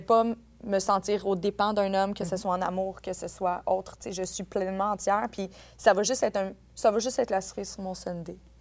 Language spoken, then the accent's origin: French; Quebec, Canada; en tant que Québécois